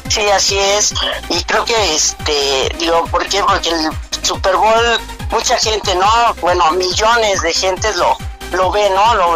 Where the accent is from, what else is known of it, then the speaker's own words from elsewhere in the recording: Mexico; En mi país